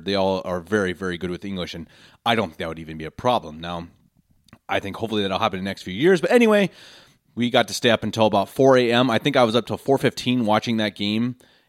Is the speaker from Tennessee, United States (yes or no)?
no; Denver, Colorado, United States; born or raised there; moved away as an adult; now in Munich, Germany